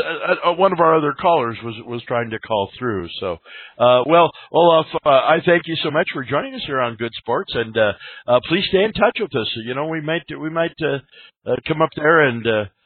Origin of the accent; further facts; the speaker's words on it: Colorado, United States; I'm from Colorado, and I never really got into snow skiing.